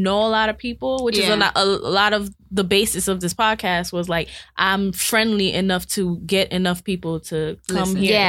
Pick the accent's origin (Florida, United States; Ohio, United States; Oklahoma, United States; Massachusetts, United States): Florida, United States; Miami; I went to a lot of different schools, but they were all in Miami.